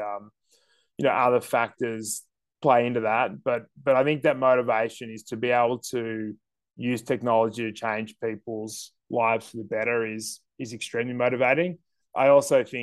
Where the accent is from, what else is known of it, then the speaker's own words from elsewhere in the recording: Sydney, New South Wales, Australia; moved away as an adult; I grew up in Sydney